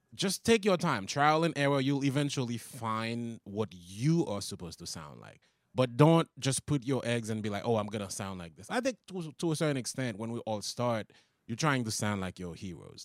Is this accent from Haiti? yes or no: yes; Haiti; English is a second language; moved away as an adult; also born or lived in Long Island, New York; now in United States; I came here from Haiti.